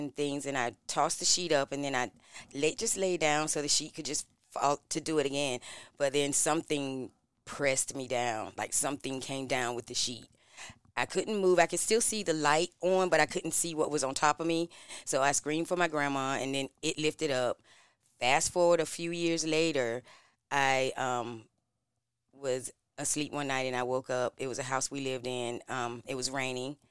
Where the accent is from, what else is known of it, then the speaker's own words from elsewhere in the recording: Greenville, North Carolina, United States; I am from Greenville